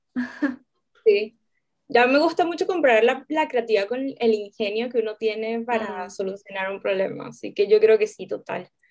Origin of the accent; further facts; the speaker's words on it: Venezuela; now in Chile; soy venezolana, vivo en Chile